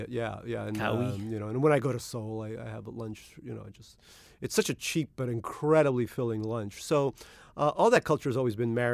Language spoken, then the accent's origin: English; Russia; born there; I was born in Russia in the Soviet Union